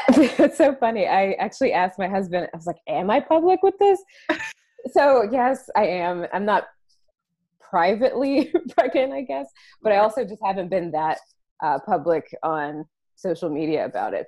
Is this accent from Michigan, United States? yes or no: no; North Carolina, United States; also born or lived in San Francisco, United States; now in Washington DC area, United States; We're both from the East Coast. So I'm from North Carolina